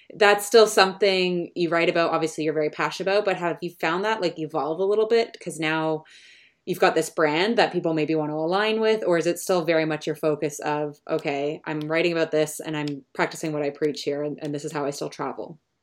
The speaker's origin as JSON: {"language": "English", "country": "Canada", "also_born_or_lived": "London", "said": "As a Canadian"}